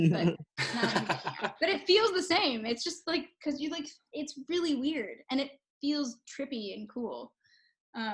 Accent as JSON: {"language": "English", "town": "New York City", "region": "New York", "country": "United States", "tie": "born or raised there", "said": "I'm from New York City."}